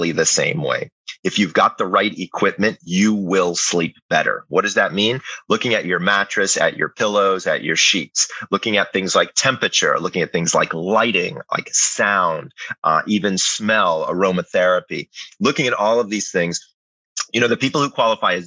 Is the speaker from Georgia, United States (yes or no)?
yes; Atlanta, Georgia, United States; I grew up in Atlanta